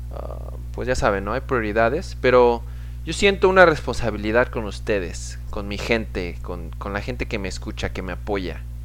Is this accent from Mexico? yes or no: yes; Pachuca, Hidalgo, Mexico; now in United States; yo era de Pachuca, de donde soy, mi mamá sí, uff, se rifaba con las enchiladas